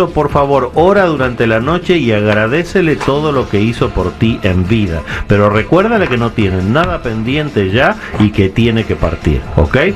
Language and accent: Spanish; Zacatecas, Mexico; yo soy de Zacatecas.